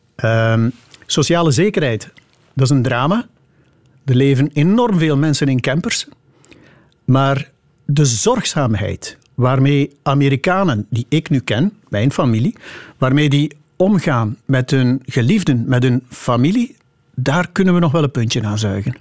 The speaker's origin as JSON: {"language": "Dutch", "area": "Meetjesland", "region": "Flanders", "country": "Belgium", "said": "het Meetjesland, waar ik vandaan kom"}